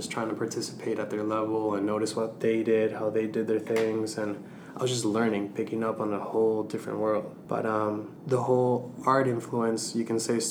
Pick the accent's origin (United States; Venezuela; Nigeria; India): Venezuela; moved away; my home country, Venezuela